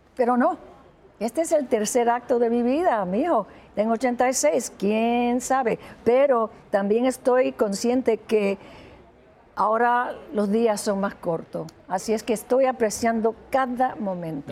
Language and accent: Spanish; Humacao, Puerto Rico; moved away; mi pueblo, donde nací